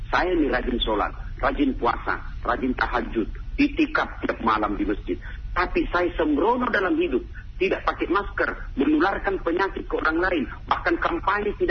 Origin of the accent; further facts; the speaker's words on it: Pinrang, South Sulawesi, Indonesia; saya kan hampir dua kali sebulan mengunjungi ibu saya di kampung kampung saya namanya kota Pindrang hmm. Pindrang itu melewati Parepare